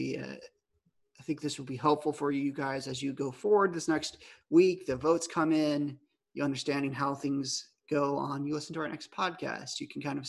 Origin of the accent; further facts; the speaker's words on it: South Carolina, United States; I'm from South Carolina